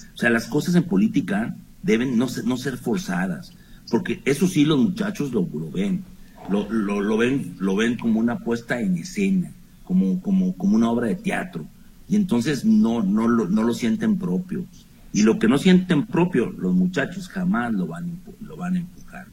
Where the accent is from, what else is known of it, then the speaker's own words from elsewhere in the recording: Chihuahua, Mexico; moved away; Yo soy norteño, chihuahuense, y allá les decíamos a, estas palabras, hasta a estas malas palabras les decíamos malas razones